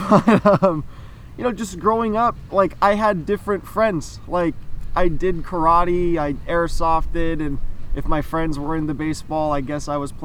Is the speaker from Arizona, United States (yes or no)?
no; San Clemente, California, United States; I'm from San Clemente, California. I'm 22 years old. Born and raised here? Yeah, born and raised.